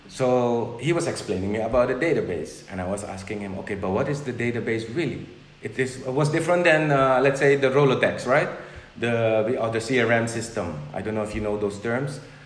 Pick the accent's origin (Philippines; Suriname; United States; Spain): Suriname; first language Dutch; English is a second language; moved away as an adult; also born or lived in Netherlands; now in Curaçao; I grew up in Suriname, which is uh, it's in South America